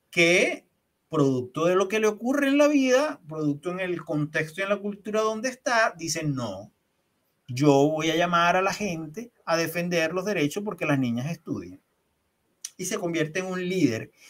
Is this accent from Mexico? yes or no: no; Venezuela; now in Chile; Llego a Chile y no hay un taxi donde no me monte, que no me pregunten al saber que soy venezolano